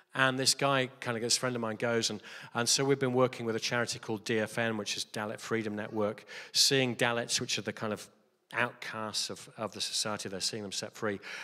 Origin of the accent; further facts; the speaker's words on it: Stafford, West Midlands, United Kingdom; I'm just like from Stafford